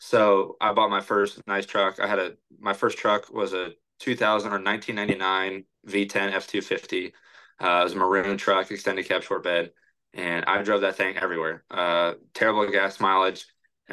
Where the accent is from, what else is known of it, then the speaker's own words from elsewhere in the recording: Oregon, United States; born there; citizen, and I was born in Oregon too, and my dad's from Canada, so